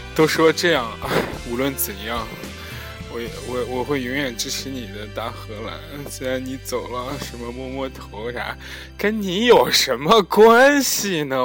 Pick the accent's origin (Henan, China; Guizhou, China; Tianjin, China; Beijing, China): Henan, China; moved away as an adult; 全国人民都黑我们河南人了